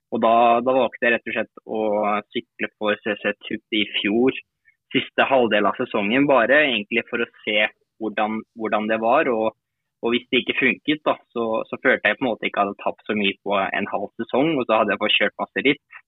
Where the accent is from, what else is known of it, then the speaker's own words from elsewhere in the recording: Norway; now in France; her hjemme i Norge